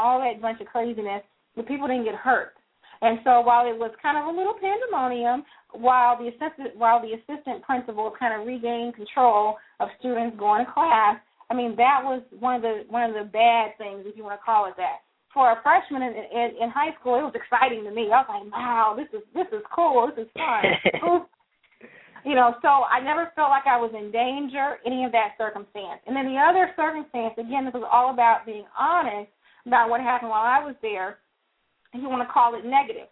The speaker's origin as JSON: {"language": "English", "town": "Missouri City", "region": "Texas", "country": "United States", "tie": "born or raised there", "said": "I grew up in Chasewood"}